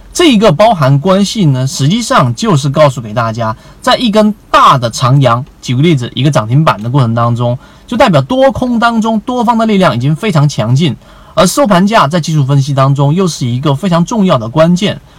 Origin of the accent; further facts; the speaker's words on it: China; 我们中国人